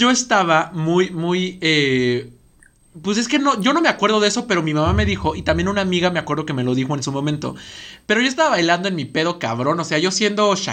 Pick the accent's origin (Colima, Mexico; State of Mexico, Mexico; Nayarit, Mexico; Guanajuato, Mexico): State of Mexico, Mexico; Ecatepec; sí nací en Catepec